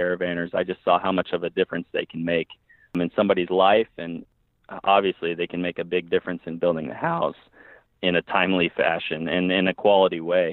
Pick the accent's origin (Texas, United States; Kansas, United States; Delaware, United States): Kansas, United States; Emporia; moved away as an adult; I was born in Kansas. I lived there 25 years